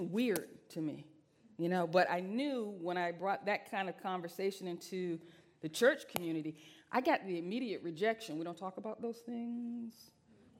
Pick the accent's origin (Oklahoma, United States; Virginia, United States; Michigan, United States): Virginia, United States; moved away; I'm Southern. I'm from Virginia